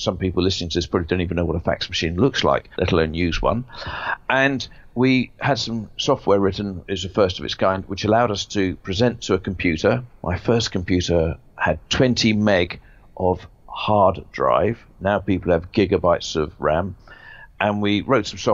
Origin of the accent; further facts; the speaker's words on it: Jersey; moved away as an adult; also born or lived in London; I was brought up in Jersey, left there or moved to London in the late 70s to read law at Kingston Poly